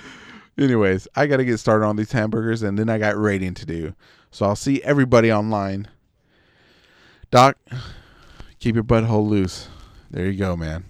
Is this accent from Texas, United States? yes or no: yes; Texas, United States